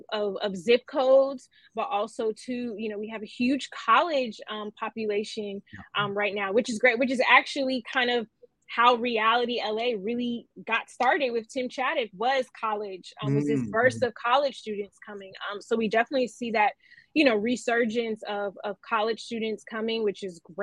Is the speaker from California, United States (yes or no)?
yes; Los Angeles, California, United States; I am an LA native.